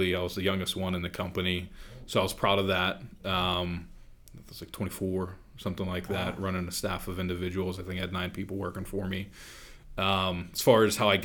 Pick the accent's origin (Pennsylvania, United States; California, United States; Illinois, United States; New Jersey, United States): Pennsylvania, United States; Oakmont; born and raised in Oakmont, Verona area, went to Riverview